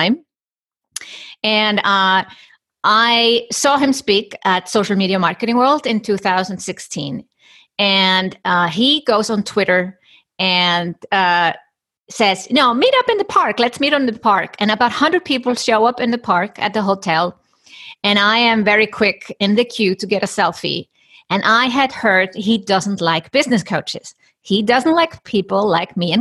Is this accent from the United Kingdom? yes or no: no; Iceland; I come from Iceland. And in Iceland, you know, people are forward thinking in gender equality